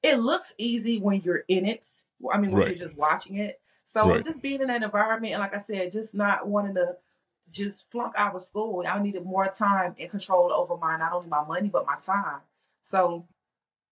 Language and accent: English; Miami, Florida, United States; also born or lived in Tampa; that's not only where I'm from